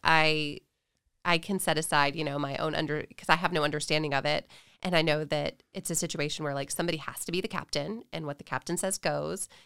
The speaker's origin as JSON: {"language": "English", "town": "Nashville", "region": "Tennessee", "country": "United States", "tie": "born or raised there", "moved": "yes", "lives_now": "Texas, United States", "said": "I grew up in Tennessee. I'm from Nashville originally."}